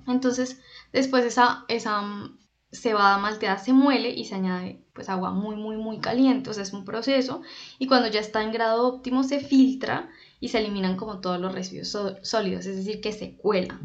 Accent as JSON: {"language": "Spanish", "town": "Popayán", "region": "Cauca", "country": "Colombia", "said": "yo soy de Popayán, Cauca, Colombia"}